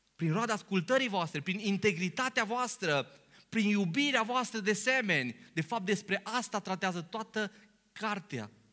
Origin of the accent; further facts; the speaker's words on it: Romania; noi venim dintr-un popor român